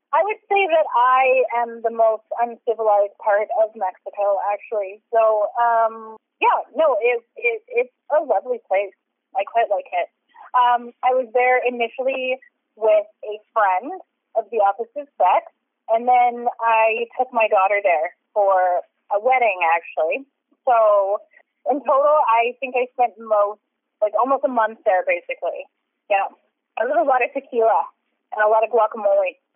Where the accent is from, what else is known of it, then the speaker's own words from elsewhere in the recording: Canada; I'm Canadian